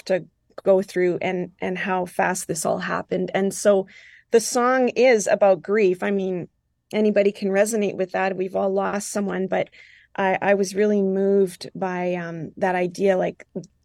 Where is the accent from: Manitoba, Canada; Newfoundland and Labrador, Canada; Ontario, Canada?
Manitoba, Canada; Île-des-Chênes; first language French; English is a second language; I was raised in Île-de-Chêne, Manitoba. I'm, you know, French speaking. It was my first language as a child.